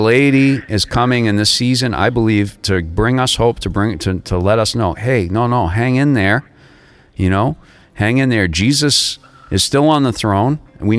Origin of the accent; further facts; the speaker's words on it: United States; also born or lived in Florida / Massachusetts; I'm an American